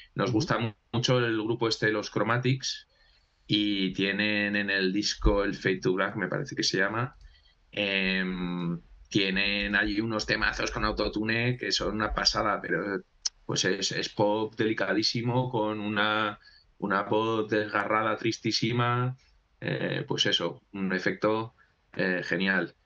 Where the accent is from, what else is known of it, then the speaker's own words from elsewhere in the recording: Huesca, Aragon, Spain; somos muchos de Huesca, muchos de nosotros somos de Huesca, entonces eh, aquí se nos llama Fatos a los de Huesca